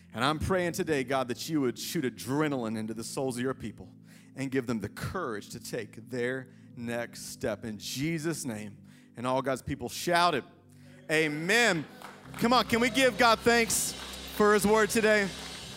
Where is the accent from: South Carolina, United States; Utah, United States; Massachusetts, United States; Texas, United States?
South Carolina, United States; Greenville; moved away as an adult; also born or lived in Lexington, Kentucky; growing up in Greenville